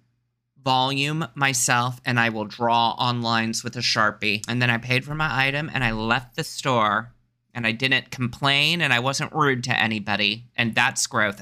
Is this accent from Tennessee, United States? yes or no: no; Texas, United States; now in Los Angeles, United States; I'm from Texas and it rains there all the time